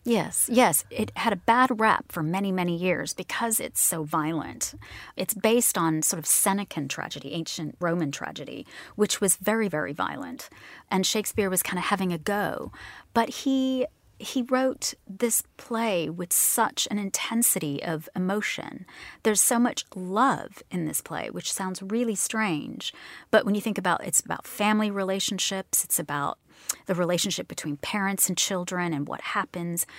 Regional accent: Houston, Texas, United States; moved away as an adult; also born or lived in England / Pakistan / California; now in London, United Kingdom; my family moved us to Houston when I was very little. Um, I actually spent the first two, three years of my life in England. And then I, I studied in, I moved to California from Texas

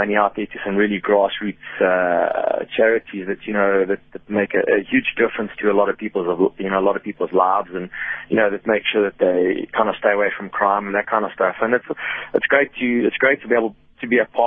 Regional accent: South Africa; moved away; as a South African, it's always nice to win in South Africa. I mean, I don't get to race, back home very much at all

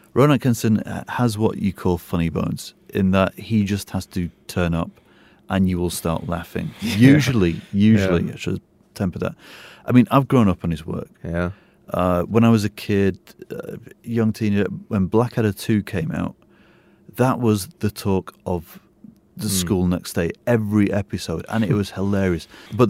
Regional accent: England, United Kingdom; now in Singapore; Me being English

